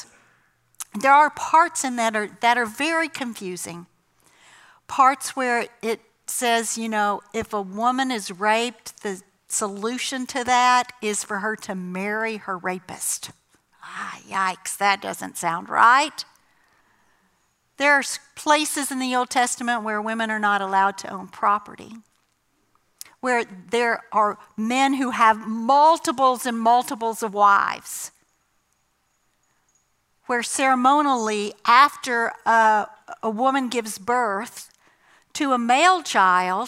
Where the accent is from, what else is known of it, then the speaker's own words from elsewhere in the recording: the South, United States; I grew up in the South, in the 70s, in a Southern Baptist church